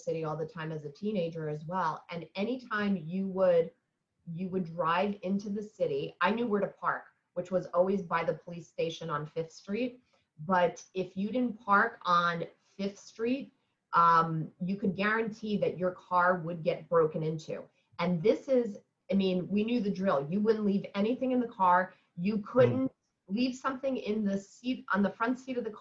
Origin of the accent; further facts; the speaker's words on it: New York City, New York, United States; I grew up in New York in the 70s, and we used to live in the East Village